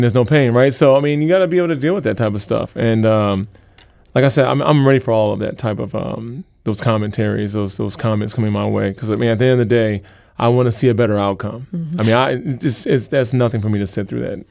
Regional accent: St. Louis, Missouri, United States; I grew up in St. Louis

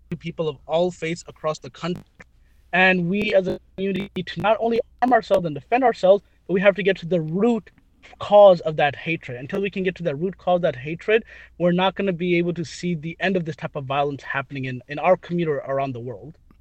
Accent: St. Louis, Missouri, United States; I was growing up in St. Louis

